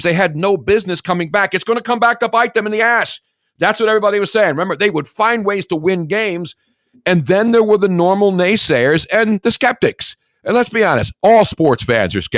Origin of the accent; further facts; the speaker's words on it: Philadelphia, Pennsylvania, United States; growing up in Philly